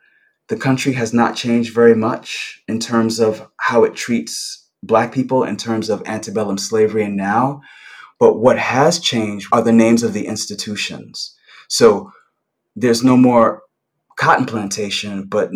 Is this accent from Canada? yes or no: no; New York City, New York, United States; I grew up in Brooklyn in the 70s and 80s, and I grew up in a particular neighborhood on the border of Gravesend and Bensonhurst